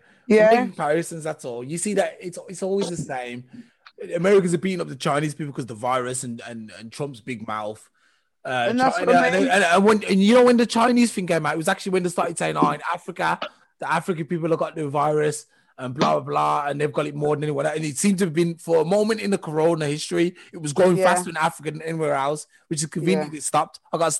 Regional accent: England, United Kingdom; I'm from England.

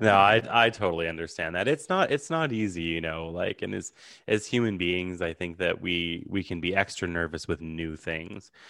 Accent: Ottawa, Ontario, Canada; I'm from Ottawa, so the capital.

